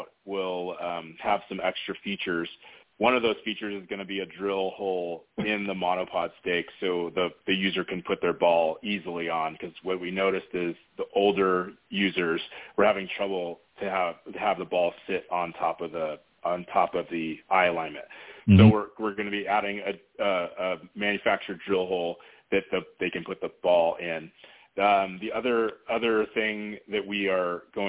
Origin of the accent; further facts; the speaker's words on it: San Diego, California, United States; I'm originally from San Diego